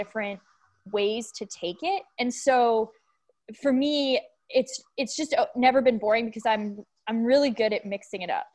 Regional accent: Boulder, Colorado, United States; I grew up in Boulder, Colorado.

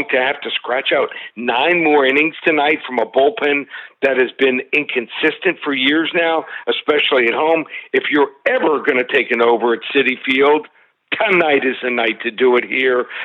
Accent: Miami, Florida, United States; I don't pick my hometown Marlins too often.

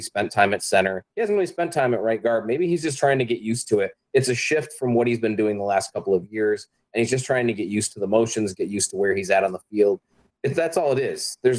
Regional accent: Michigan, United States; also born or lived in Texas; I grew up in Michigan. I've always been in Michigan

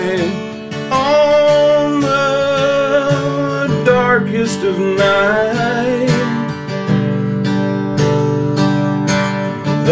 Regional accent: Ireland; moved away as an adult; also born or lived in Dublin; now in United States; I come from Ireland. I'm still actually an Irish citizen.

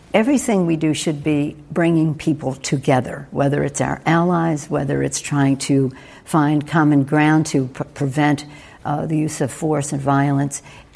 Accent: Baltimore, Maryland, United States; I grew up in an Italian-American neighborhood, Little Italy, in Baltimore, Maryland.

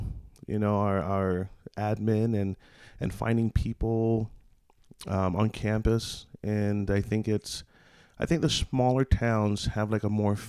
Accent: Hawaii, United States; also born or lived in Des Moines, Iowa; now in Banner Elk, United States; I'm from Hawaii, so the mountains, it makes me feel at home. You know, I lived up on a road called Aiea Heights Drive, and that literally was on the mountains overlooking Pearl Harbor.

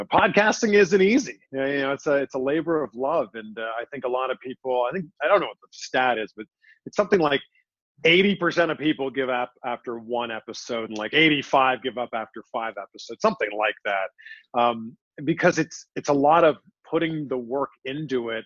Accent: Pickering, Ontario, Canada; moved away as an adult; also born or lived in Toronto, Canada / Cleveland, United States; now in Miami, United States; my actual hometown, which is Pickering, Ontario, just east of Toronto.

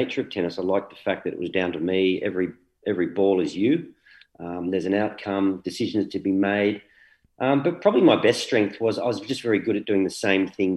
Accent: Canberra, Australian Capital Territory, Australia; moved away as an adult; also born or lived in England; now in Sydney, Australia; so they bought a house in Canberra, and Mum's still there all those years later. Yeah, grew up there, and what a great place to grow up.

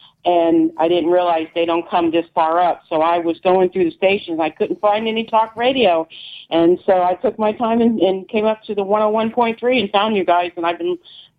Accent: South Florida, United States; moved away as an adult; also born or lived in Dawsonville, Georgia; I'm from South Florida.

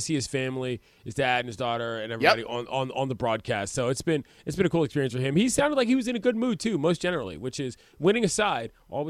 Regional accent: Washington, District of Columbia, United States; in my hometown in D.C.

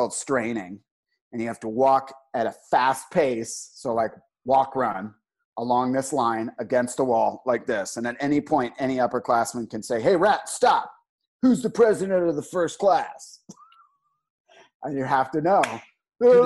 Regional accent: Northern Virginia, United States; when you grow up in Northern Virginia

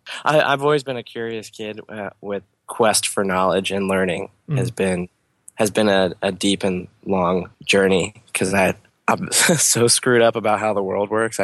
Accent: Harrisburg, Pennsylvania, United States; I was born and raised in Harrisburg.

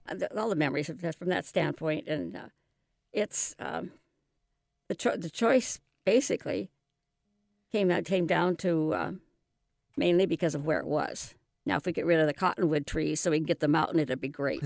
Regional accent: Seattle, Washington, United States; also born or lived in New England; I was born and raised in West Seattle

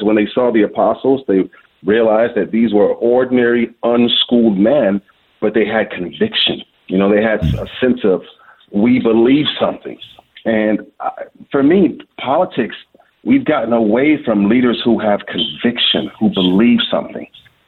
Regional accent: Washington, District of Columbia, United States; now in Michigan, United States; I'm born and raised in Washington, D.C., to families who are from West Africa. My mom and dad are from Liberia, West Africa.

